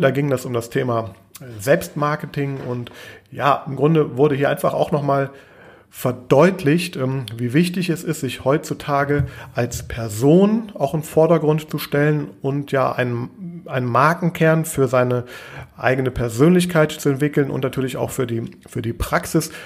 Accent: Düsseldorf, North Rhine-Westphalia, Germany; ich komme auch aus äh, Düsseldorf, ich komme sogar genau aus der Gegend, wo dieses Event stattgefunden hat.

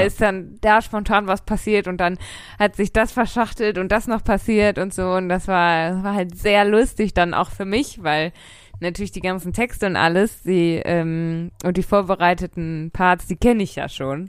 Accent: Ruhr area, North Rhine-Westphalia, Germany; ich komme aus dem Ruhrgebiet

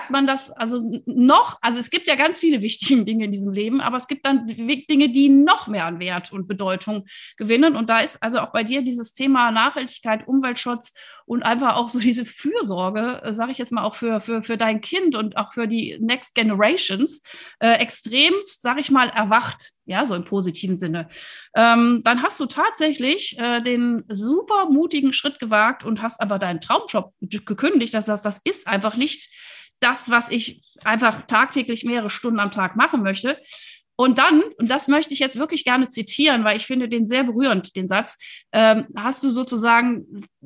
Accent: Wuppertal, North Rhine-Westphalia, Germany; now in Berlin, Germany; also Kölnerin bin ich ja nicht, bin ja aus Wuppertal, ist ja der Vorort von Köln.

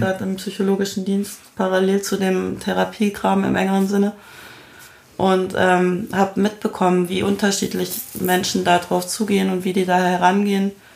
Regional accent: Munich, Bavaria, Germany; Ich bin in München aufgewachsen

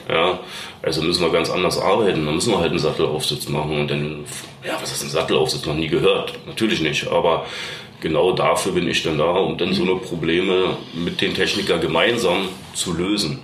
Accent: Berlin, Germany; moved away as an adult; now in Bavaria, Germany; ich bin ja eigentlich geboren in Berlin, bin jetzt auch schon seit über 20 Jahren glücklich in Bayern

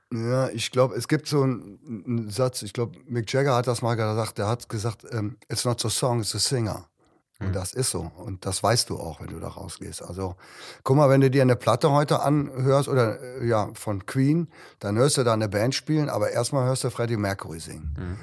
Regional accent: Cologne, North Rhine-Westphalia, Germany; Bei uns in Köln

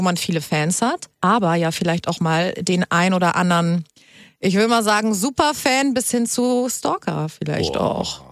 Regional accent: Hamburg, Germany; ich komme ja auch nicht aus Berlin. Ich komme aus Hamburg

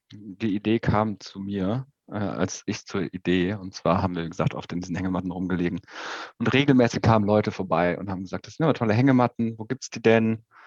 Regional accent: Aachen, North Rhine-Westphalia, Germany; geboren irgendwie in Aachen

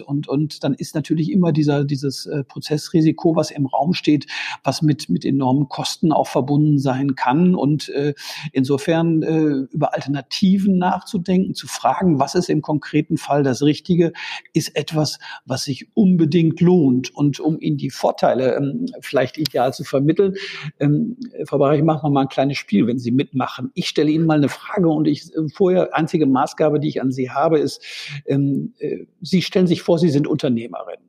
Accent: Münster, North Rhine-Westphalia, Germany; ich komme gebürtig gebürtig aus Münster

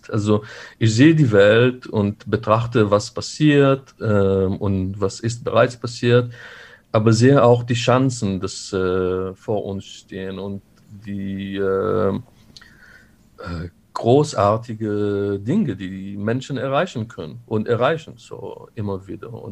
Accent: Israel; now in Germany; Äh, ich bin in Israel aufgewachsen. Da sind bereits viele Konflikte die, äh, die mich eingeprägt haben.

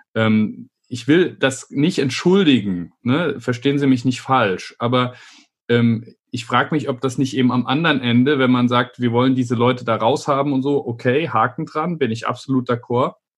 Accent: Idar-Oberstein, Rhineland-Palatinate, Germany; ich bin in Ida Oberstein aufgewachsen

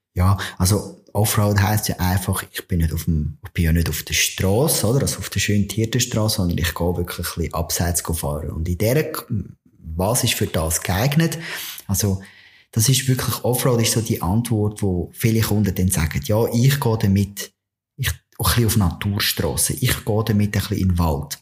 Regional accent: Switzerland; bei uns in der Schweiz

